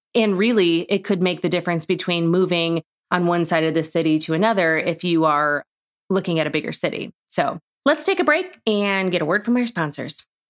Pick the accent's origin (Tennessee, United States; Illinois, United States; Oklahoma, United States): Illinois, United States; Chicago; moved away as an adult; also born or lived in Orland Park, Illinois / New York City / Bloomington, Illinois; now in Charlotte, United States; I grew up in Chicago.